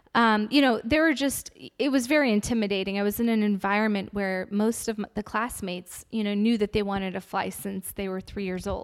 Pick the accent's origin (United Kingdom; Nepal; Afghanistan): Afghanistan; moved away; I'm originally from Afghanistan and I come from a very big family of six girls